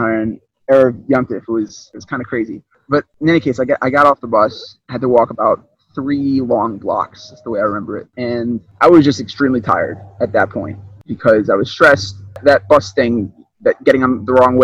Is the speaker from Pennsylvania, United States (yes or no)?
no; Baltimore, Maryland, United States; I'm from Baltimore, Maryland.